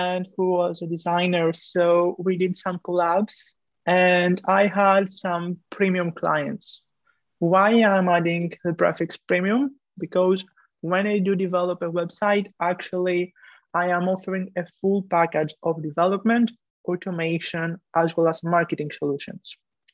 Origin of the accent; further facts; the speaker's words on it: Greece; moved away as an adult; now in France; I am coming from Greece, but right now I'm located in France studying engineering